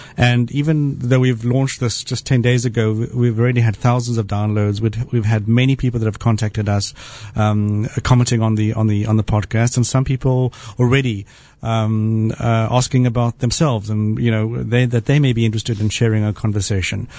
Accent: South Africa; moved away; I grew up in South Africa

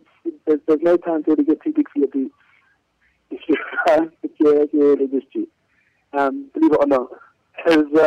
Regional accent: London, United Kingdom; moved away as an adult; now in Jerusalem, Israel; in London, my hometown

